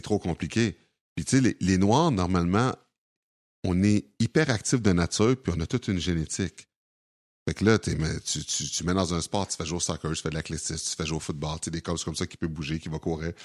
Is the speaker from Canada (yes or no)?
yes; Sorel-Tracy, Quebec, Canada; also born or lived in Montreal; j'ai déjà à Sorel quand j'avais 4 ans.